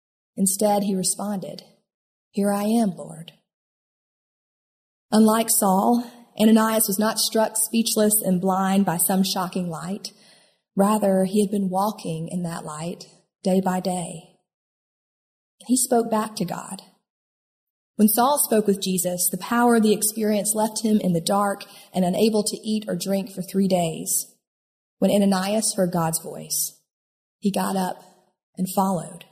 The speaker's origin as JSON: {"language": "English", "region": "upstate South Carolina", "country": "United States", "tie": "born or raised there", "said": "I grew up in the Bible Belt, Most of my friends in upstate South Carolina came from more evangelical churches"}